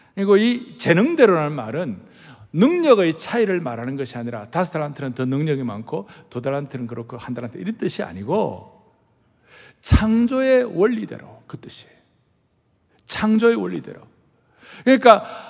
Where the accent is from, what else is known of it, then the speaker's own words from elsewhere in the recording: southern Korea, South Korea; accent: southern; 저희들 같은 경우는 저 남쪽에 태어난 사람들은 이 말이 말이에요. 따박따박 분명하지가 않는 거예요